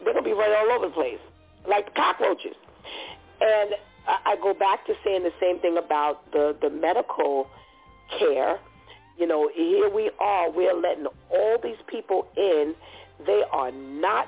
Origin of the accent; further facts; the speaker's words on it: United States; as an American